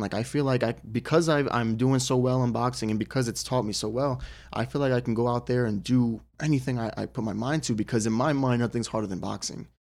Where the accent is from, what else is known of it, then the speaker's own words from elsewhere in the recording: United States; as an American fighter